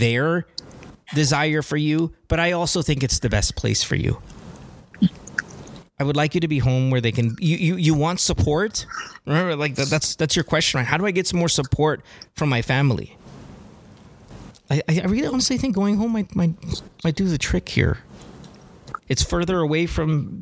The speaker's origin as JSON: {"language": "English", "country": "Philippines", "said": "as a Filipino parent"}